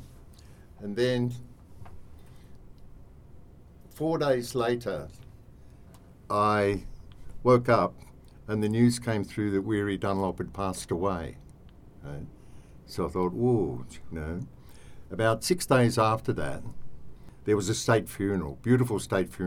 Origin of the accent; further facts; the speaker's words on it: Australia; moved away as an adult; now in Cambodia; being an Australian and with my event management background, which was Moomba, Ligon Street